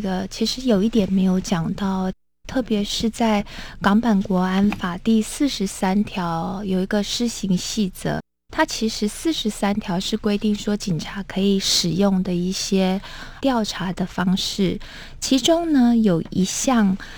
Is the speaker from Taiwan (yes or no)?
yes; Taiwan; 我们其实身为台湾人哦，都很 呃，清楚